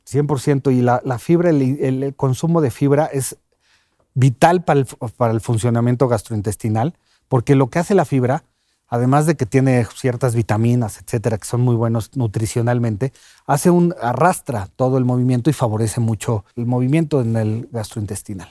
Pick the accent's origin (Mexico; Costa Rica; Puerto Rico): Mexico; el mexicano somos muy así